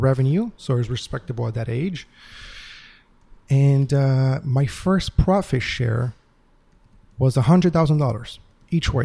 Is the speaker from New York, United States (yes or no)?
no; Atlanta, Georgia, United States; also born or lived in Uruguay; I came to America with my family when I was 10 years old. I grew up here in Georgia, in Atlanta, Georgia